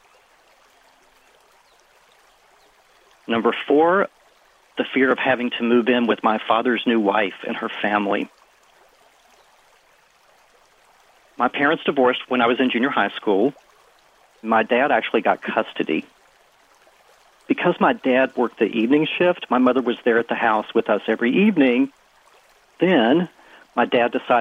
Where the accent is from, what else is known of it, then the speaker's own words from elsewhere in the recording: West Virginia, United States; now in Washington, D.C., United States; I grew up small town in West Virginia, blue-collar town, very conservative